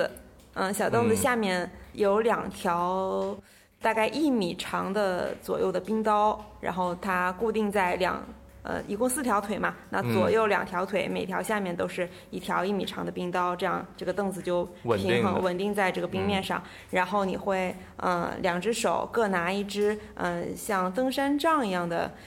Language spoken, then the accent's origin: Chinese; Heilongjiang, China; now in Shanghai, China; 我小的时候也有在那个黑龙江长大的经历嘛